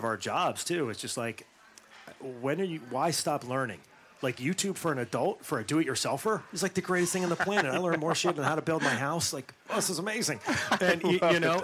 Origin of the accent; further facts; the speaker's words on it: Western Pennsylvania above Pittsburgh, United States; moved away; I grew up in Western Pennsylvania above Pittsburgh